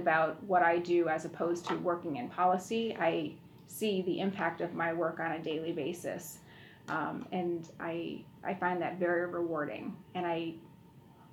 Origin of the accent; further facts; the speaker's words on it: Buffalo, New York, United States; I grew up in Buffalo